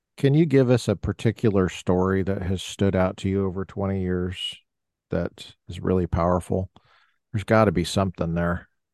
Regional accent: Colorado, United States; I'm not from the South, I'm from the West, uh, Colorado

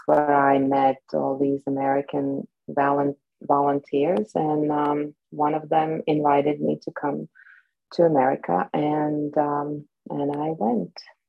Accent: Bratislava, Bratislava Region, Slovakia; born or raised there; first language Slovak; English is a second language; moved away as an adult; now in New Jersey, United States

